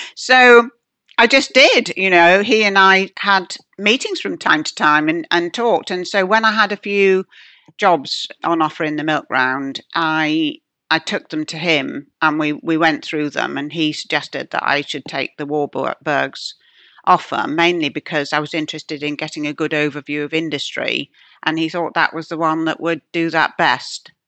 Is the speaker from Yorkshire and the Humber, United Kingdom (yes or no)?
yes; Yorkshire and the Humber, United Kingdom; moved away; I come from Yorkshire. My father's still there.